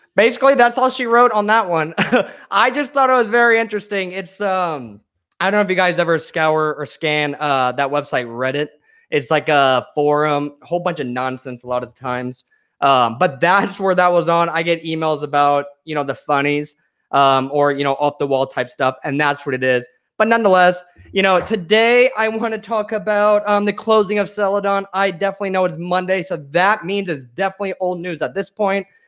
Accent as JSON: {"language": "English", "region": "central Illinois", "country": "United States", "also_born_or_lived": "Chicago", "moved": "yes", "lives_now": "Phoenix, United States", "said": "I come from the Midwest. I actually lived in central Illinois"}